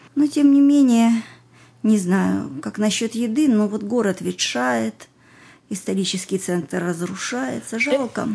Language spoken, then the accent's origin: Russian; Russia; moved away as an adult; also born or lived in Israel